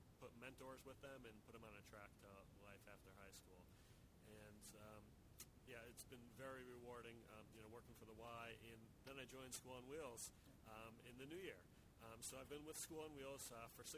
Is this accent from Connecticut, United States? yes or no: yes; Connecticut, United States; moved away as an adult; also born or lived in Rhode Island / Boston; I grew up in Connecticut, and I went to school in Rhode Island